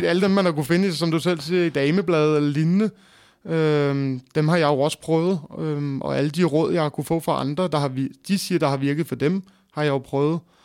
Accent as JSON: {"language": "Danish", "town": "Greve", "region": "Zealand", "country": "Denmark", "tie": "born or raised there", "said": "jeg er født og opvokset i Greve slash Hundi"}